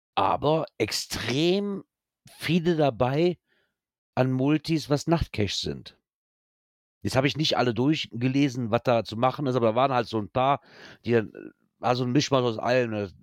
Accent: Germany; bei uns in Deutschland

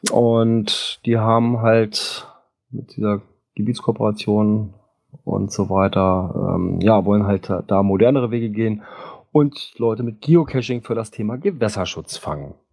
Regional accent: Bavaria, Germany; Ja, bei uns in Bayern, ja.

